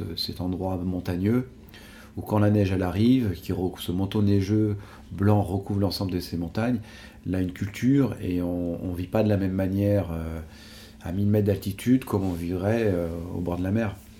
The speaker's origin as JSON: {"language": "French", "area": "Savoie", "region": "Auvergne-Rhône-Alpes", "country": "France", "tie": "born or raised there", "said": "je suis un enfant du pays. je voilà, quoi, j'ai, grandi ici."}